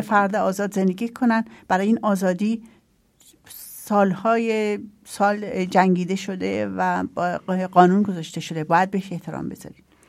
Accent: Iran; now in Austria; من خودم تو ایران بزرگ شدم

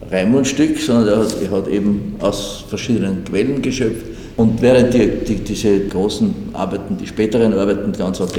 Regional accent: Vienna, Austria; Ich rede von Wien, ich bin ein Wiener.

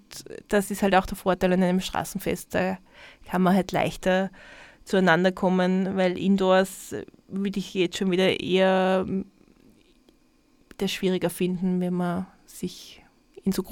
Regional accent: Tyrol, Austria; Also ich sag dir, als Tirolerin, ich würde die empfehlen, ein paar Mal zumindest diese Steigassen-Sache zu üben

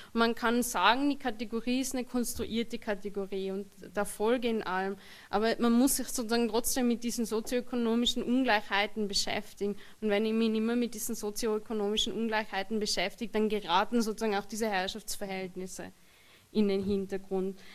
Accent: Austria; ich sozusagen Mehrheitsösterreicher bin, Österreicherin bin

